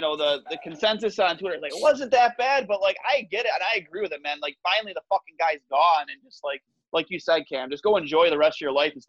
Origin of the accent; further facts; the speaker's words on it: Canada; We're Canadian.